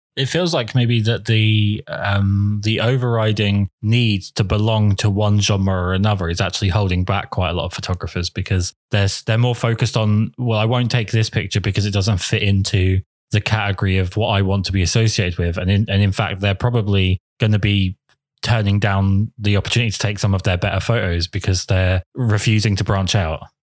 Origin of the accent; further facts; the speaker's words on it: England, United Kingdom; I'm English